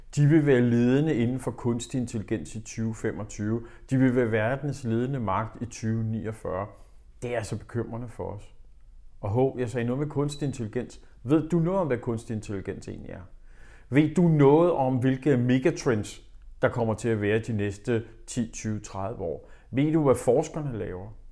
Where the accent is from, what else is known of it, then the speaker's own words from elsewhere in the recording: Denmark; vi i Danmark